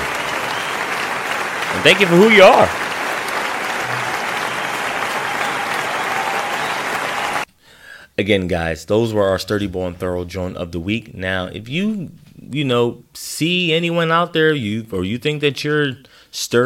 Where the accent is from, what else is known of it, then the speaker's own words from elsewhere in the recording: Philadelphia, Pennsylvania, United States; as a Philadelphian, a true Philadelphian